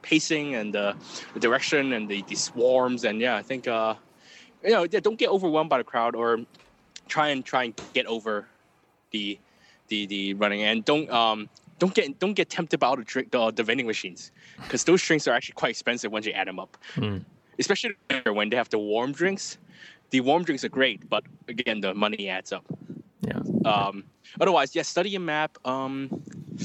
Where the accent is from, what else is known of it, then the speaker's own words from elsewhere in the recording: Hong Kong; I'm from Hong Kong.